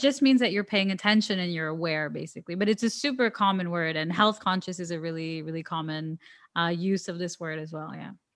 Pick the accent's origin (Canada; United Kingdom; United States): Canada; Toronto, Ontario; I'm from Toronto, which is the main city